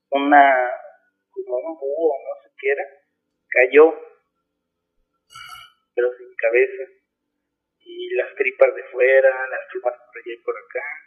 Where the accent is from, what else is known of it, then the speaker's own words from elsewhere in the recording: Huamantla, Tlaxcala, Mexico; moved away as an adult; now in Cancún, Mexico; Allá en Guamantla, yo soy de Guamantla, Tlaxcala.